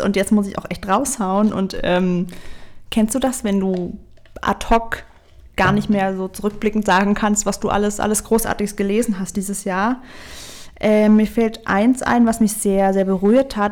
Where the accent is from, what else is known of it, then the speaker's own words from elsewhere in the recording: Thuringia, Germany; moved away; ich komme ursprünglich aus Thüringen